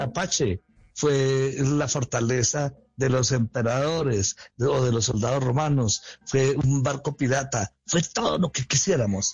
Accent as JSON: {"language": "Spanish", "region": "Bogotá", "country": "Colombia", "tie": "born or raised there", "said": "claro que soy un bogotano, y claro que soy un bogotano mm, eh, esencial y he pasado toda mi vida aquí"}